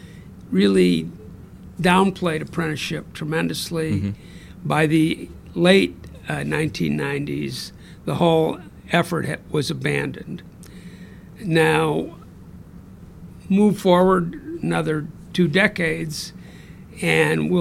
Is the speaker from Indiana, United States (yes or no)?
yes; South Bend, Indiana, United States; now in Washington, D.C., United States; I grew up in South Bend, Indiana.